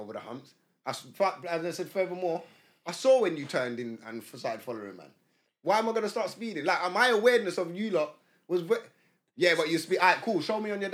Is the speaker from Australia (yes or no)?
no; London, United Kingdom; growing up in Wood Green